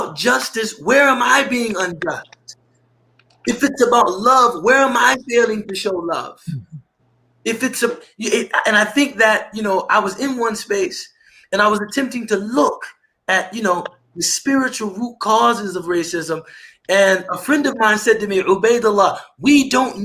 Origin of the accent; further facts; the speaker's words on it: United States; also born or lived in Egypt; I'm being paid more just because I'm an American